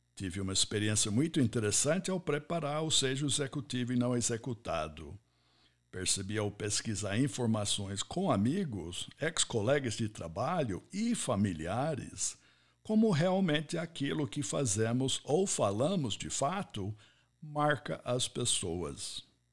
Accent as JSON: {"language": "Portuguese", "country": "United States", "tie": "born or raised there", "also_born_or_lived": "Ohio", "second_language": "Portuguese", "moved": "as an adult", "lives_now": "Brazil", "said": "Eu sou nascido, criado e formado nos Estados Unidos"}